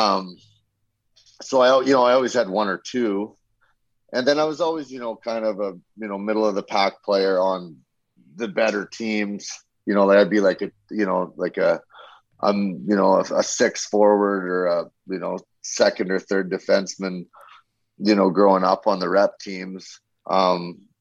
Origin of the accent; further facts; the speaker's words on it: Saskatchewan, Canada; moved away; also born or lived in Strathmore, Alberta; I'm actually from Saskatchewan. I grew up in Saskatchewan